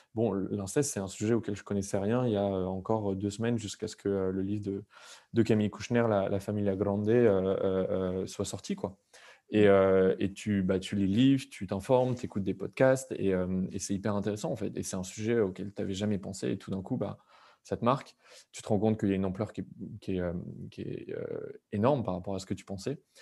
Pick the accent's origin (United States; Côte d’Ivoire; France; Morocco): France; nous, en tant que Français, on a été éduqués là-dessus